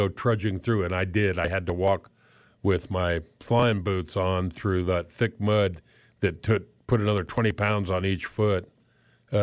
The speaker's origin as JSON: {"language": "English", "region": "South Florida", "country": "United States", "tie": "born or raised there", "moved": "yes", "lives_now": "Midwest, United States", "said": "I grew up in South Florida"}